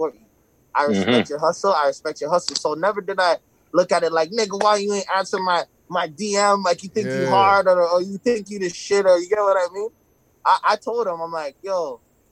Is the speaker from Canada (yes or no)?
yes; Toronto, Ontario, Canada; I'm from Toronto